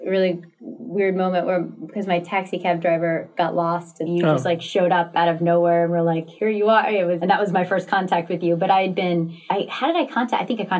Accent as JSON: {"language": "English", "region": "the South", "country": "United States", "tie": "born or raised there", "said": "I grew up in the South"}